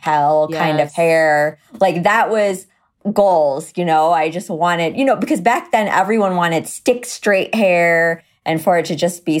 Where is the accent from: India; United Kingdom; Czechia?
India; Okay, so I'm Indian, which means I was born very hairy.